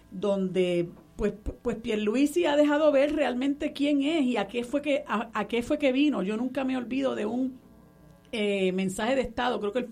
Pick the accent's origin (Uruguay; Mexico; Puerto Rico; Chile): Puerto Rico; la obsesión que él tiene con que nosotros no somos puertorriqueños, sino que somos ciudadanos eh, estadounidenses residentes en un territorio